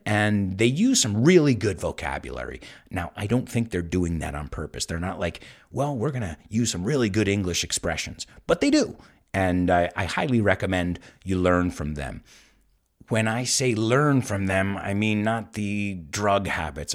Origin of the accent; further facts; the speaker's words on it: United States; now in Spain; I'm from the United States.